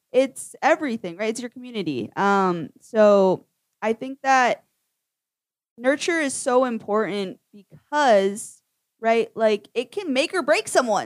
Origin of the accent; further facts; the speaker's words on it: Lewiston, Maine, United States; moved away; I grew up for part of my upbringing in Lewiston, Maine